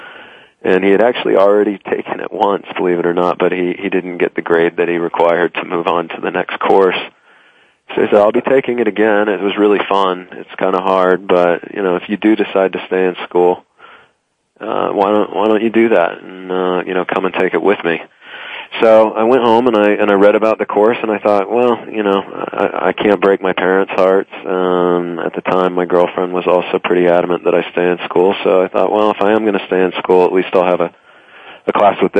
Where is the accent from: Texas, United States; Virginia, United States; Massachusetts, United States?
Texas, United States; moved away as an adult; now in New York, United States; I'm from Texas originally. I currently live in New York